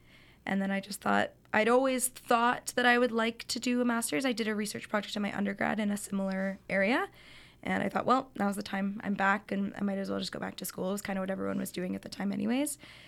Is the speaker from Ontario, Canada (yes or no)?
no; Calgary, Alberta, Canada; moved away; Yeah, so I'm from Calgary, Alberta, and I was born and raised there. I did my undergrad at the University of Calgary